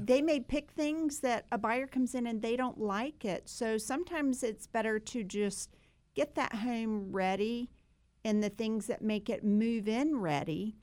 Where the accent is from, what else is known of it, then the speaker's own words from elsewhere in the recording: Sanford, North Carolina, United States; we grew up in Sanford together